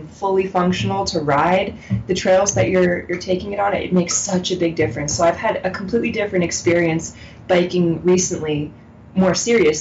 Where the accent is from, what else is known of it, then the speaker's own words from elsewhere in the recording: Washington, District of Columbia, United States; also born or lived in Montana; now in Salt Lake City, United States; I grew up in Washington, D.C. in a very non-outdoorsy family.